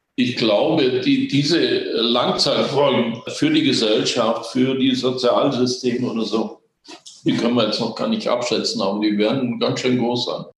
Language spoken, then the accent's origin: German; Germany; bei uns in Deutschland